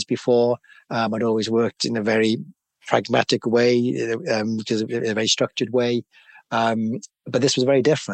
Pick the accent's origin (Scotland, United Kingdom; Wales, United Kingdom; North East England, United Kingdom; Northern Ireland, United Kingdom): Wales, United Kingdom; Cardiff; moved away as an adult; also born or lived in London; I know a lot of people in that area where I was brought up